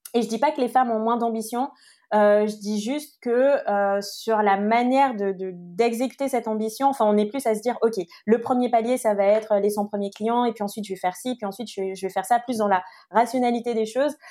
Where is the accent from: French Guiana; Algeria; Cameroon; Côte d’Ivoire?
French Guiana; moved away; j'ai grandi en Guyane